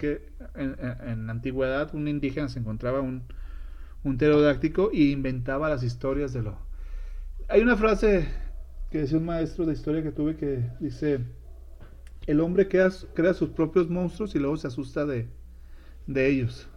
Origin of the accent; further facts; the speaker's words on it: Sinaloa, Mexico; moved away; allá en mi tierra, en Sinaloa